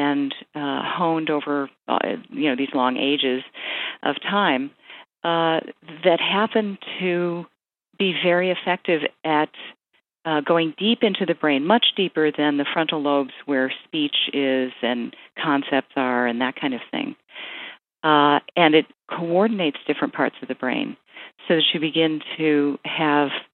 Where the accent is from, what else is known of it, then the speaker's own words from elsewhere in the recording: United States; I'm culturally American